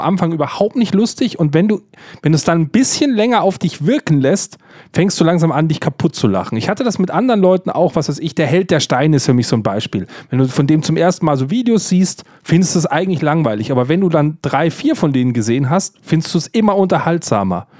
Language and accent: German; Bavaria, Germany; ich bin evangelisch und in Bayern aufgewachsen